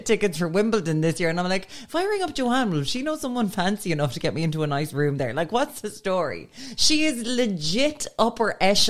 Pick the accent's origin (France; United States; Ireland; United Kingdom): Ireland; as an Irish person